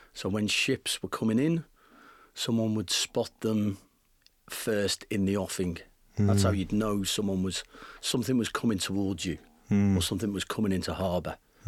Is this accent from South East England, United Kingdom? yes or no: no; North West England, United Kingdom; And then, you know, I grew up in the Northwest, so we used to go, to Morecambe.